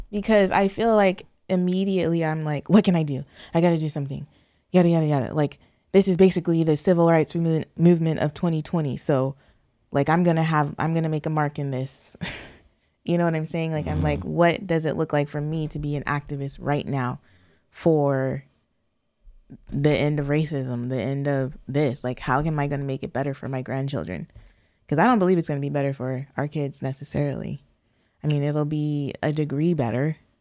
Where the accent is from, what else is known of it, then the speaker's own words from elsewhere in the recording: San Diego County, California, United States; being born and raised in California, you definitely are feeling your blackness quite a bit. And or in southern, where am I? San Diego County.